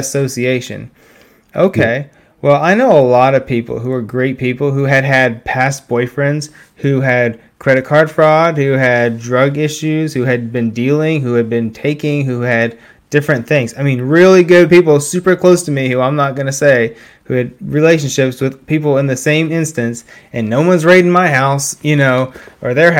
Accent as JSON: {"language": "English", "town": "Beavercreek", "region": "Ohio", "country": "United States", "tie": "born or raised there", "said": "my hometown, Beaver Creek, Ohio."}